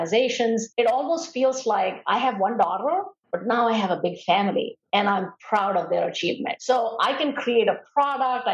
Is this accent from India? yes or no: yes; India; moved away as an adult; now in United States; during the time I was growing up in India